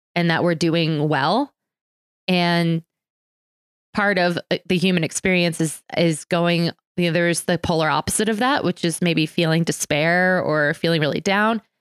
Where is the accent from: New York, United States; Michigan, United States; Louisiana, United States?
New York, United States; New York City; moved away; also born or lived in Philadelphia; born in New York City